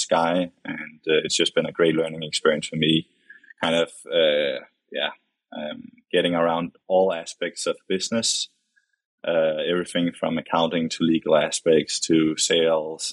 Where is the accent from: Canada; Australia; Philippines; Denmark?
Denmark; Copenhagen, Capital Region of Denmark; English is a second language; moved away as an adult; also born or lived in Houston / Chicago; now in United States; As you can probably tell by my accent, I'm not a U.S. native. I grew up in Copenhagen, Denmark.